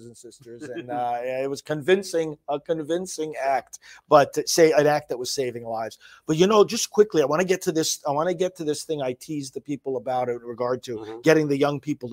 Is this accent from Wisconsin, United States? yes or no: no; New York, United States; moved away; I'm originally from New York